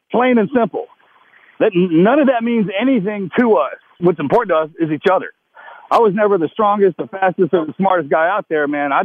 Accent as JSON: {"language": "English", "region": "the South", "country": "United States", "accent": "Southern", "said": "And then he turned around and made some slight comment just straight back to me about my Southern accent."}